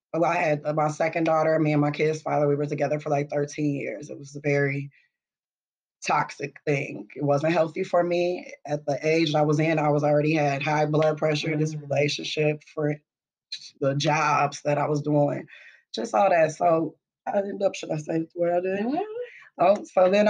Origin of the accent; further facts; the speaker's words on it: Minneapolis, Minnesota, United States; I'm from Minneapolis. I'm an 80s baby, so you know, I was here during the whole crack epidemic